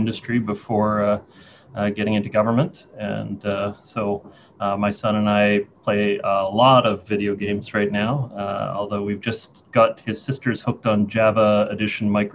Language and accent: English; North Vancouver, British Columbia, Canada; also born or lived in Lynn Valley; I grew up in Seymour.